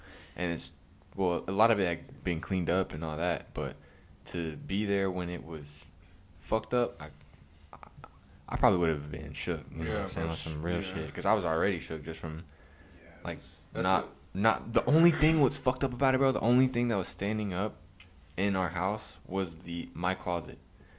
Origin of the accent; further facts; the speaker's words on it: Moore, Oklahoma, United States; because I was growing up in Moore, in Oklahoma, prior to that with...